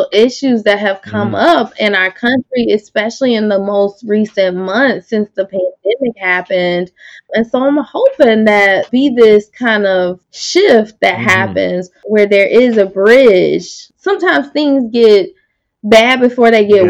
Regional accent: the South, United States; I'm from the South

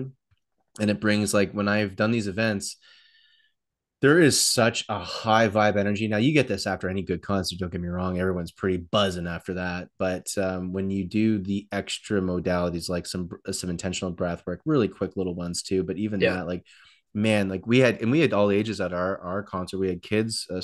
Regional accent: Toronto, Ontario, Canada; Growing up in Toronto

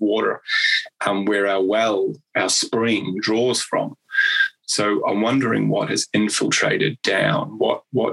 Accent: New Zealand; I'm a Kiwi

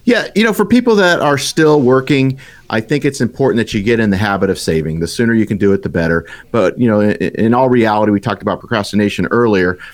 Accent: Tucson, Arizona, United States; I grew up in the lovely town of Tucson, Arizona.

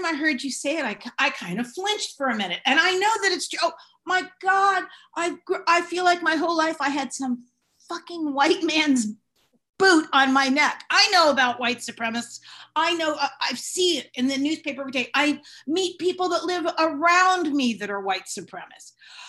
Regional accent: Marin County, California, United States; I grew up in Marin County

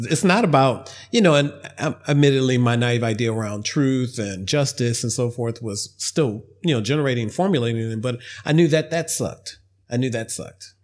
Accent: Ohio, United States; I was an intern at a local television news station when I was growing up in Ohio

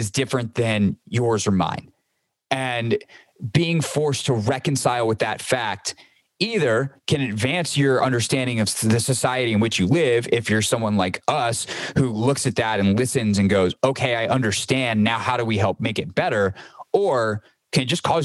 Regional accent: Greenville, South Carolina, United States; moved away; I grew up in the South. I grew up as a white man in Greenville, South Carolina

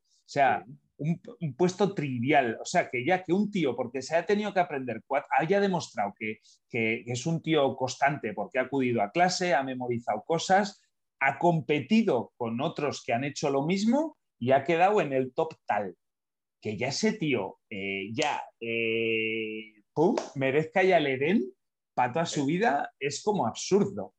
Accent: Basque Country, Spain; de pequeño he vivido eh, eh, en entorno nacionalista, ¿no? en entorno Basque Country

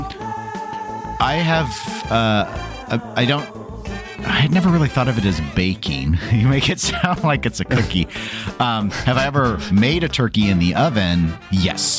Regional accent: Midwest, United States; accent: Midwestern; people are really making fun of my Midwestern accent lately

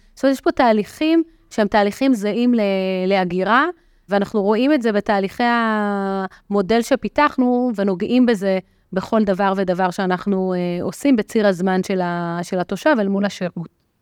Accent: Petah Tikva, Central District, Israel; now in Rosh HaAyin, Israel; גדלתי בעיר פתח תקווה

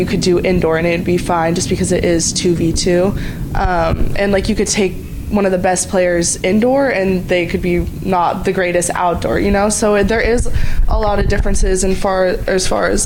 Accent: California, United States; moved away as an adult; now in Hawaii, United States; growing up in California

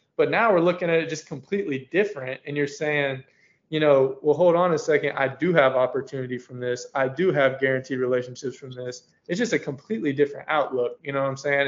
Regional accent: Gainesville, Florida, United States; Growing up in Gainesville is fun

